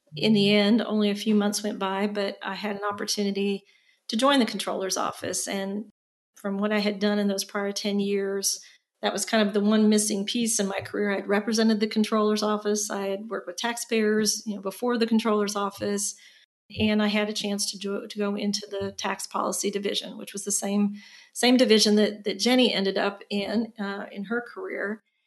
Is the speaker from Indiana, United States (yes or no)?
yes; Indiana, United States; moved away as an adult; also born or lived in North Carolina; now in Austin, United States; I was born and raised in Indiana, so I'm a Hoosier by birth